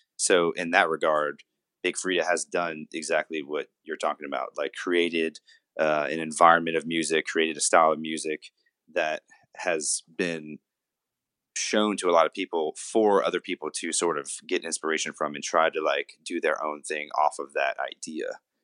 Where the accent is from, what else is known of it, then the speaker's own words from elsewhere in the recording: Louisiana, United States; I'm from Louisiana. I was born in a smaller town about forty-seven miles southwest of here.